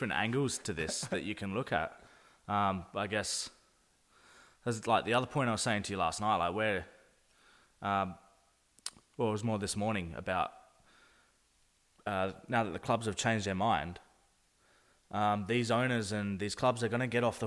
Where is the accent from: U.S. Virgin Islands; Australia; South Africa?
Australia; Adelaide, South Australia; we're just using Adelaide as an example because that's where we're from.